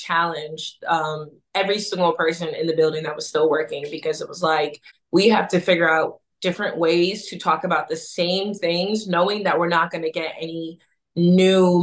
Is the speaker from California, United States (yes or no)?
no; New York, United States; I grew up in New York